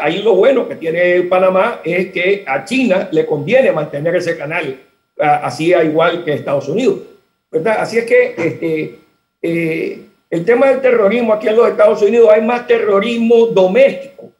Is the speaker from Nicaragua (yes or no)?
yes; Nicaragua; moved away; yo soy exiliado nicaragüense y sigo siendo exiliado nicaragüense